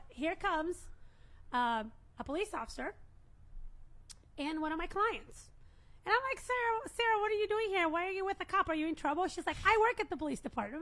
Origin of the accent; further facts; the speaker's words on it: Brazil; now in United States; I'm from Brazil